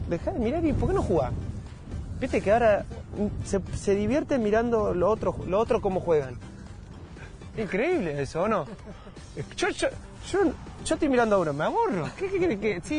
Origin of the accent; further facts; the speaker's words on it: Madrid, Community of Madrid, Spain; born there; entonces ya él sabe que yo nací en Madrid